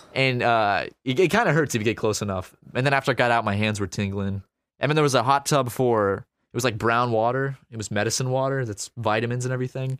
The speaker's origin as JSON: {"language": "English", "country": "United States", "said": "being an American"}